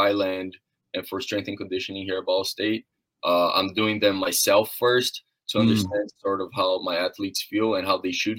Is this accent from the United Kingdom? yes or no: no; Brazil; now in Muncie, United States; I come from a small town in Brazil, a very tiny town, didn't have too much structure to continue swimming after I hit that age of 13, 14